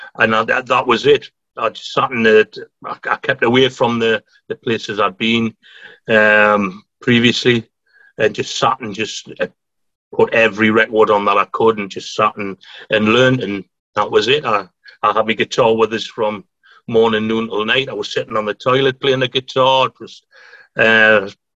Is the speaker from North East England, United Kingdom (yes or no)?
yes; Newcastle upon Tyne, North East England, United Kingdom; I'm not a Macam, so I'm a Geordie